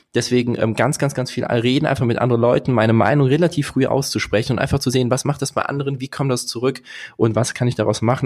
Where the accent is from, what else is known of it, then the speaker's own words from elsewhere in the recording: Bornheim, North Rhine-Westphalia, Germany; ich komme aus Bornheim zwischen Köln und Bonn